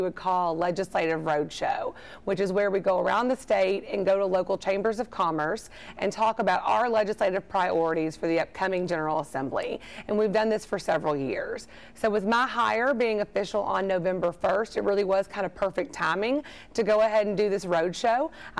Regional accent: Elizabethtown, Kentucky, United States; also born or lived in Campbellsville, Kentucky / Frankfort, Kentucky; So I'm a lifelong Kentuckian. I grew up in Elizabethtown, went to school at Campbellsville, and I've lived in Frankfort for about 17 years.

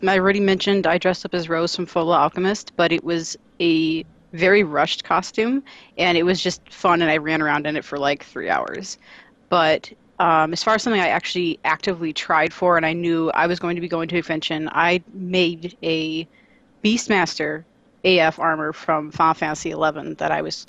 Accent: Southern Illinois around St. Louis, United States; moved away; I was originally from Southern Illinois around St. Louis

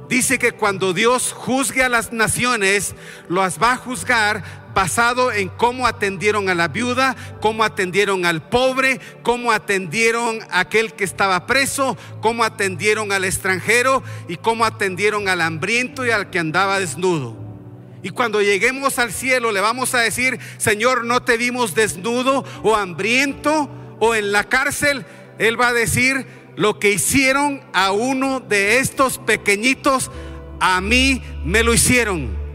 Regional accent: Guatemala; Y voy a mencionar mi propio país porque yo he vivido ahí. Yo soy de Guatemala.

